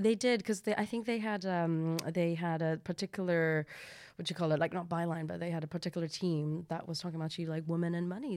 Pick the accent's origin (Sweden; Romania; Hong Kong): Hong Kong; now in United Kingdom; I'm from Hong Kong